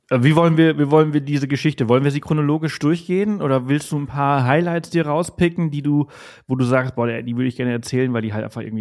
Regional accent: Balearic Islands, Spain; born there; moved away; bin zwar hier geboren auf Mallorca in Spanien, aber ich habe mein Leben, {S0} ja, also die letzten {S1} 20 Jahre woanders gelebt und jetzt komme ich zurück

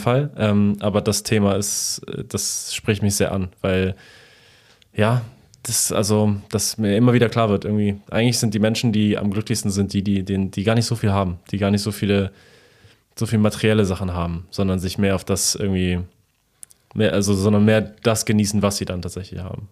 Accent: Poland; moved away; in meiner Kindheit in Polen

